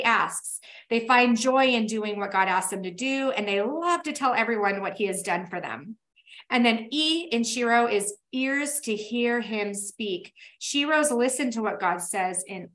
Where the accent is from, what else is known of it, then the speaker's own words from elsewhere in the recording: Tacoma, Washington, United States; now in Boise, United States; I am from Tacoma, Washington, where we had rain for 10 months out of the year.